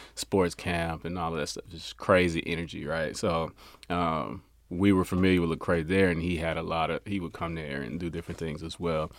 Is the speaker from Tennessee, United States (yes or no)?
yes; Memphis, Tennessee, United States; now in Frisco, United States; I'm from Memphis, Tennessee originally